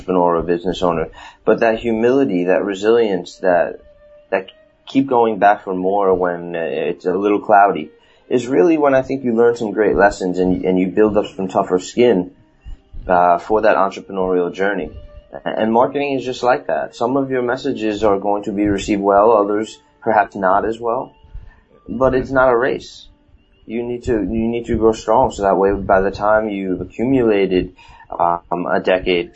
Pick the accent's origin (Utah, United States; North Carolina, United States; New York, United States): New York, United States; accent: New York; my New York accent